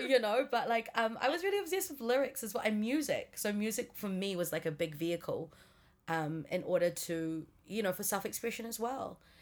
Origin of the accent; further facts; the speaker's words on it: Singapore; also born or lived in Auckland, New Zealand; now in New Zealand; moved me from New Zealand to Singapore when I was nine.